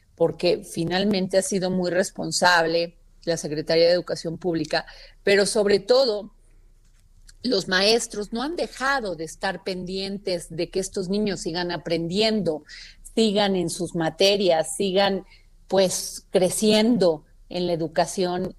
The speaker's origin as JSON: {"language": "Spanish", "town": "Xalapa", "region": "Veracruz", "country": "Mexico", "said": "fue en Jalapa, Veracruz, de donde yo soy"}